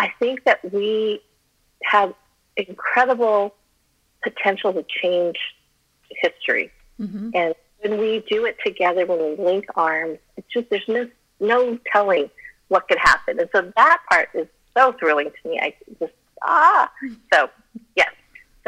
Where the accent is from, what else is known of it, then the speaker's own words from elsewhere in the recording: Colorado, United States; first language Chinese; English is a second language; moved away; I'm a mountain girl. I grew up in Colorado